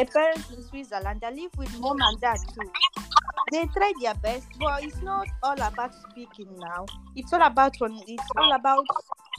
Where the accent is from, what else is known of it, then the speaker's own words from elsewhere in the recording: Nigeria; moved away; I'm Nigerian.